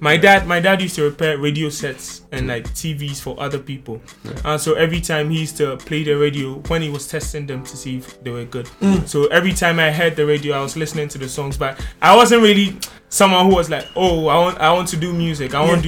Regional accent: Tema, Greater Accra, Ghana; Like growing up in Tema was kind of tough. I didn't grow up in like a very good home financially.

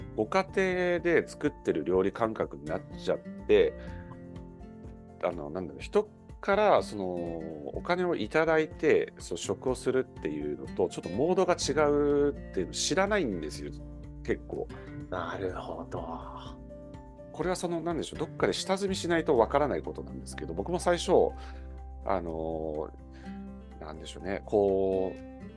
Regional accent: Tokyo, Japan; 東京の錦糸町とか、あの亀戸あたりの出身なんですけど

